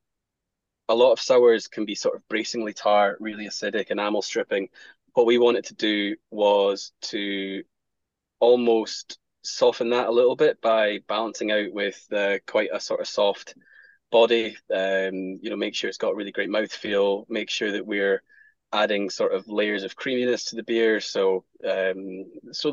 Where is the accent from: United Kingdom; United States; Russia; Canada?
United Kingdom; Scotland; being Scottish, whiskey's in our blood